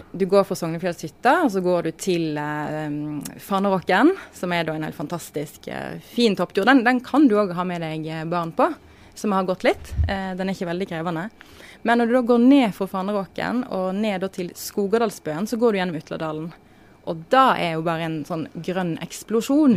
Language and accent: Norwegian; Voss, Vestland, Norway; now in Oslo, Norway; Jeg er fra Voss